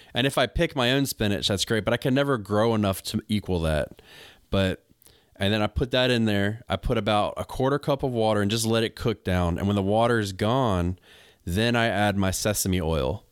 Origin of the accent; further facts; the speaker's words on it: United States; I'm an American.